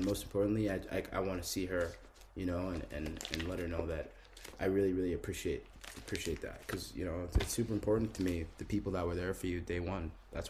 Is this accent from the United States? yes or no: no; Harrow, London, United Kingdom; born there; moved away; also born or lived in Guelph, Canada; I was born in Harrow, bro.